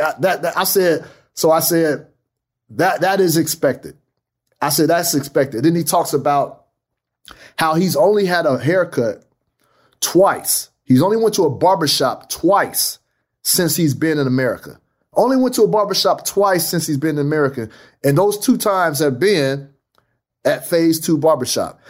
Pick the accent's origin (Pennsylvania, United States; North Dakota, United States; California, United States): California, United States; Fresno; Fresno's my hometown. That's my town.